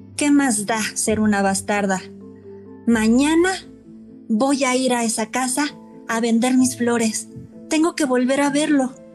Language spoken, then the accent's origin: Spanish; Mexico; soy mexicana